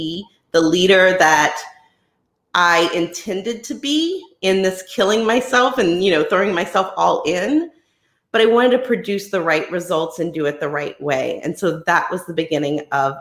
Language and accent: English; New Orleans, Louisiana, United States; I am from the New Orleans, Louisiana area.